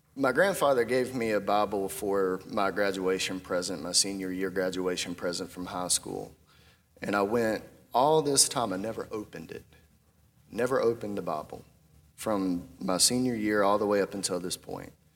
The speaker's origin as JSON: {"language": "English", "town": "Bear Creek", "region": "North Carolina", "country": "United States", "tie": "born or raised there", "said": "I grew up in Bear Creek. Anyone know where Bear Creek's at? That's a part of Chatham County"}